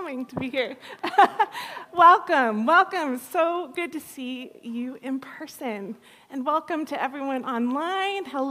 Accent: California, United States; moved away as an adult; also born or lived in Thunder Bay, Canada; growing up in California

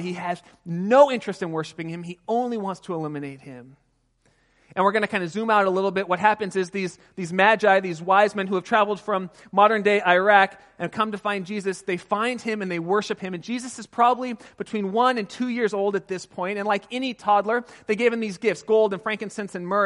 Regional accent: California, United States; I grew up just outside of Pasadena in Southern California

